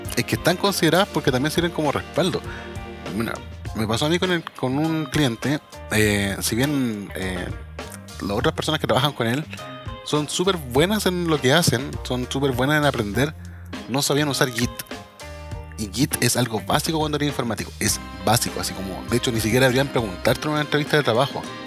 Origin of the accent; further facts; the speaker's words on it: Chile; somos chilenos